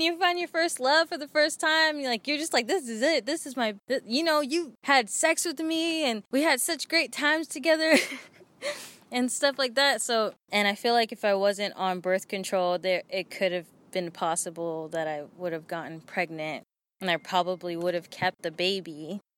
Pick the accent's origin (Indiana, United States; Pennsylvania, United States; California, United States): California, United States; Oakland; I'm from Oakland, California